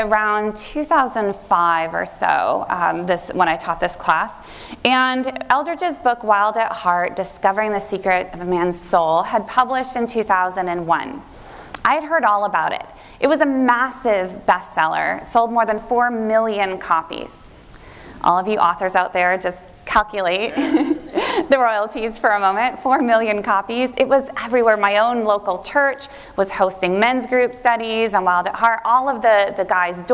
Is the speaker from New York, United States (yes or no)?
no; Northwest Iowa, United States; moved away; I had gone to a conservative Christian college in my hometown, Northwest Iowa.